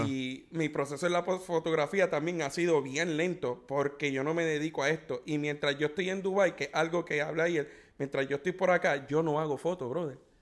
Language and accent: Spanish; Puerto Rico; moved away as an adult; En los 10 años que llevo desde que me mudé de Puerto Rico